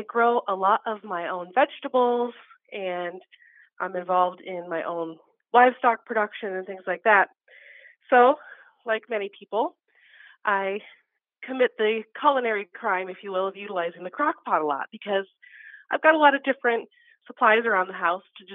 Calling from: Wausa, Nebraska, United States; I am calling from Wausau, Nebraska

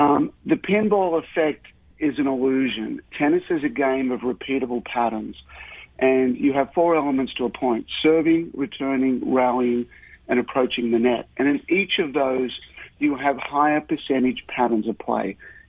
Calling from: Austin, Texas, United States; Well, this morning, Austin, Texas. A few days ago, it was Rome, there for the Right. Masters 1000, and on Friday I go back to Paris. So back home for 5 days and spend time with the family and spend time in Austin

